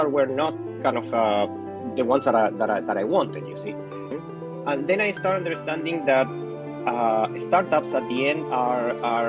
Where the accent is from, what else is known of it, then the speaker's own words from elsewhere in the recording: Santiago, Santiago Metropolitan Region, Chile; My mom is from Chile, but I grew up in Santiago, in Chile.